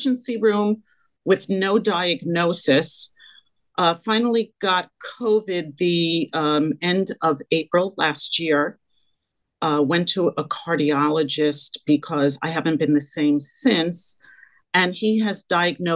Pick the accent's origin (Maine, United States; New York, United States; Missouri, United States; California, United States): New York, United States; Liberty; moved away as an adult; also born or lived in Syracuse, New York / Long Island, New York; now in New York City, United States; I grew up in a small town called Liberty, New York, in the Catskill Mountains of New York